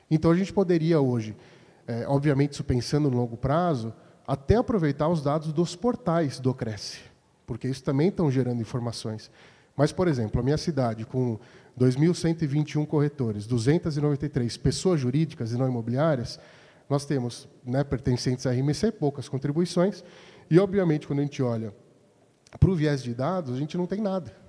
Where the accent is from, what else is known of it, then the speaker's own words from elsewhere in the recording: Indaiatuba, São Paulo, Brazil; sou de Indaiatuba, membro, sou um novo membro né, aqui da, divulgação.